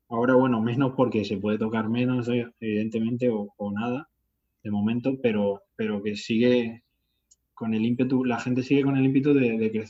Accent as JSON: {"language": "Spanish", "town": "Talavera de la Reina", "region": "Castilla-La Mancha", "country": "Spain", "tie": "born or raised there", "said": "Por ejemplo, en Talavera, en mi pueblo, hay un festival que lleva haciéndose 18 años."}